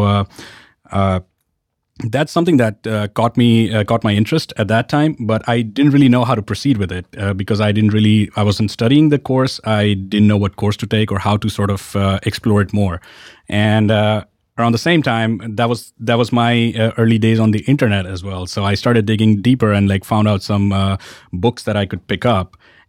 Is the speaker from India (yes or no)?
yes; Ahmedabad, Gujarat, India; I grew up in... Ahmedabad, which is a city in the west of India.